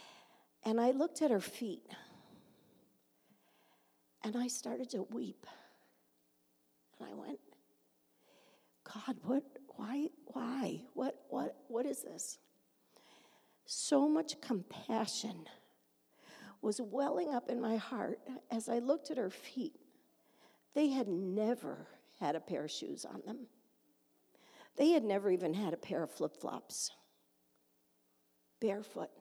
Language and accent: English; Canandaigua, New York, United States; my hometown